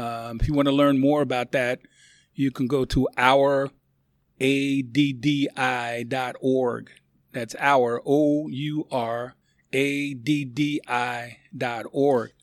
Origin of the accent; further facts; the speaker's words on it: United States; I'm from the United States of America